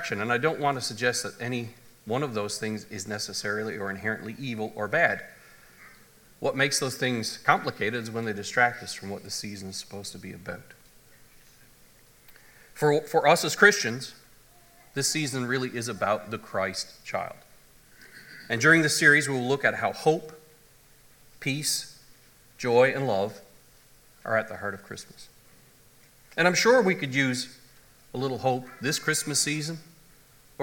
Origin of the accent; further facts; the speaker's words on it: Canada; moved away; I come from the Anglican church, the Episcopalian church back in Canada